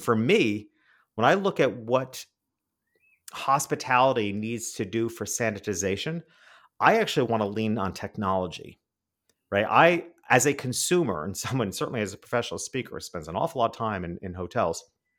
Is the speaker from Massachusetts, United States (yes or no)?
no; New York City, New York, United States; now in Miami, United States; I'm a city guy. I grew up in New York City and now I live in Miami.